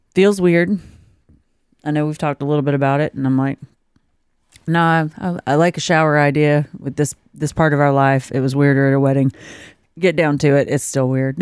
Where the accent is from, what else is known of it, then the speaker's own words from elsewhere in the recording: South Georgia, United States; I'm from South Georgia.